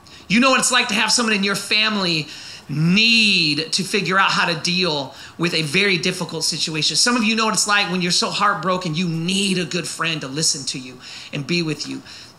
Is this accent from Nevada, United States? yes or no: no; Oakland, California, United States; now in Southern California, United States; I was born and raised in the Bay Area of East Bay of San Francisco, okay, area like real close to Oakland. And so today you might notice that. I don't live there anymore. I live in Southern California now. I left Oakland, but there's a part of Oakland that has never left me